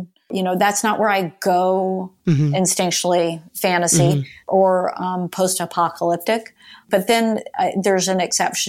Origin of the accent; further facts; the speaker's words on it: Florida, United States; No, I grew up in Central Florida.